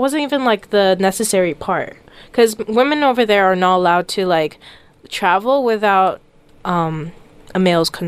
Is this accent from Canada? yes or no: no; Saudi Arabia; moved away; growing up in Saudi is more scary